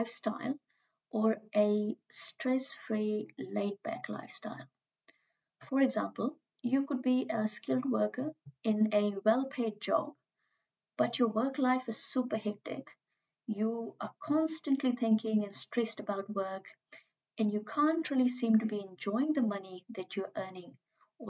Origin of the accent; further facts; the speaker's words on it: India; moved away as an adult; now in New Zealand; as I am from India